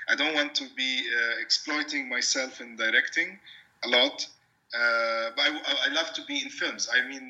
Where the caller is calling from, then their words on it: Ramallah, West Bank, Palestine; I'm calling from Ramallah, which is a city. It's like 10 kilometers north of Jerusalem, and it's the center of the PA, the Palestinian Authority. So it's kind of it used to be a small town